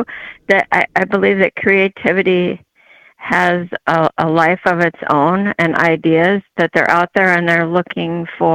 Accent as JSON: {"language": "English", "region": "California", "country": "United States", "tie": "born or raised there", "also_born_or_lived": "Japan / Erskine, Minnesota", "said": "My father was retired military, So I was born in Japan and I grew up in California, and then they moved to a hobby farm in Erskine, And that's where I graduated."}